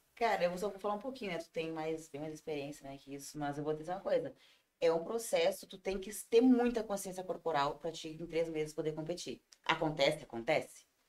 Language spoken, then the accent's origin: Portuguese; Ivorá, Rio Grande do Sul, Brazil; accent: colono; moved away as an adult; now in Tramandaí, Brazil; em Ivorá, na minha terra natal